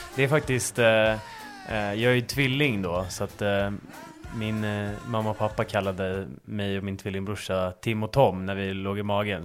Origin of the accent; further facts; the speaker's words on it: Stockholm, Stockholm County, Sweden; moved away as an adult; now in Uppsala, Sweden; jag är uppväxt på, på Östermalm i, i Stockholm